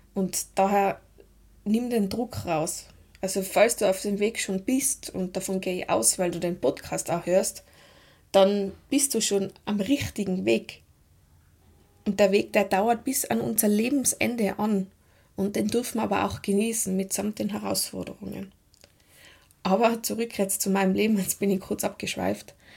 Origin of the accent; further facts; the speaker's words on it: Tyrol, Austria; accent: Tiroler Dialekt; Ich bin aus Tirol das wird man auch hören